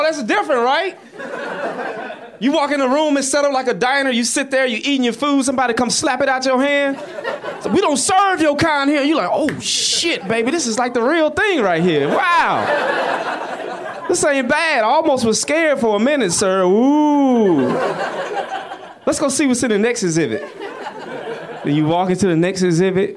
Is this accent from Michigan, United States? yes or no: no; Atlanta, Georgia, United States; I grew up in London, of the South, Atlanta, Georgia.